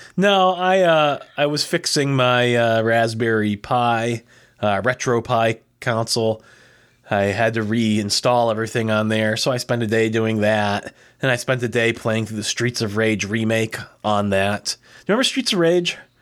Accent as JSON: {"language": "English", "country": "United States", "said": "I'm American"}